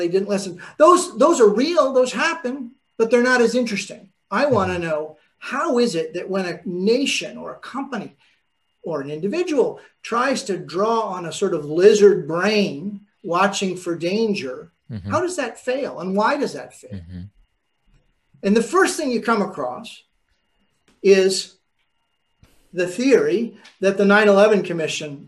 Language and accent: English; New York, United States; I'm from New York